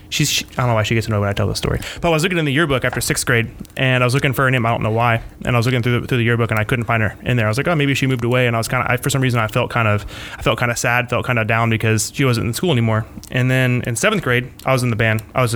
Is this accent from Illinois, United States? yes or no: no; Flagler Beach, Florida, United States; We're from Flagler Beach.